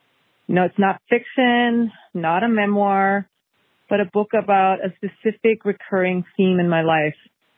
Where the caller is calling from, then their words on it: Petaluma, California, United States; calling from Petaluma in Sonoma wine country.